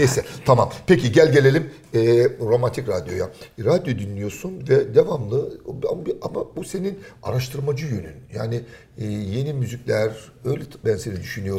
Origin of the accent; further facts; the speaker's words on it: Trabzon, Turkey; Çocukluğum Trabzon'da geçti